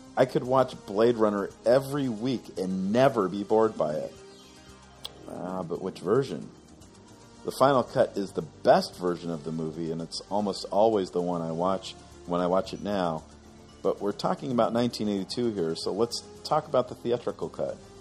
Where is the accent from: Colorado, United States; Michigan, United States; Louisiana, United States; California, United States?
California, United States; Long Beach; my hometown of Long Beach